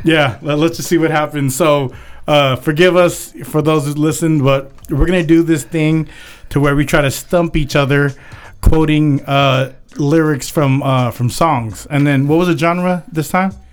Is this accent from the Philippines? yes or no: yes; Philippines; I'm Filipino.